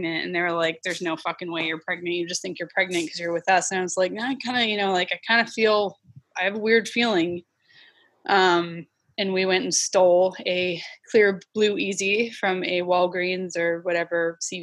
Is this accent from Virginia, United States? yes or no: yes; Northern Virginia, United States; also born or lived in Alabama / Florida; now in Washington, United States; I grew up in the Northern Virginia area, like kind of a combination of Loudoun County, Fairfax County. And then we lived in Alabama and Florida for a little bit when I was a kid